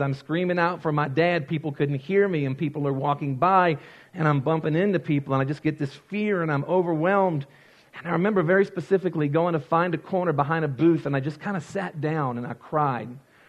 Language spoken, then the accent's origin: English; Louisiana, United States; and I grew up in Louisiana. We don't have counties, we have parishes.